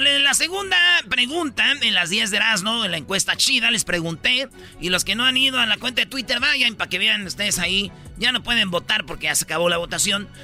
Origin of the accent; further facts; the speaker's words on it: Mexico; la mayoría somos mexicanos